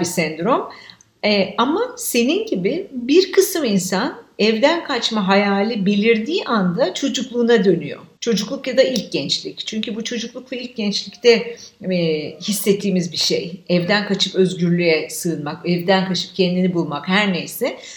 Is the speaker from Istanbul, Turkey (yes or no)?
yes; Istanbul, Turkey; Şimdi ben adada, büyük adada büyüdüm. E, bütün çocukluğum boyunca oradaydım.